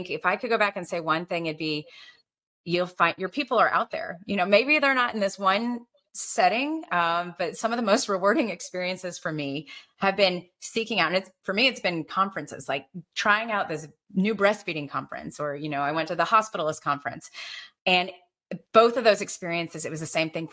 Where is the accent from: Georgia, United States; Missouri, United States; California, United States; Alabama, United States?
Alabama, United States; I'm Asian, you know, growing up in Alabama, I looked different